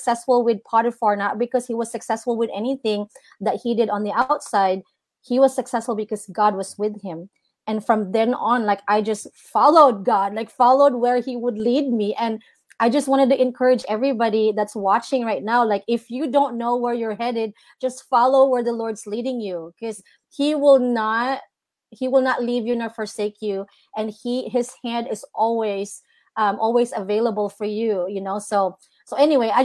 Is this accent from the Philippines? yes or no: yes; Philippines; now in Redding, United States; I was born and raised in the Philippines, and to be here in the United States, I've been in Redding, California for 15 years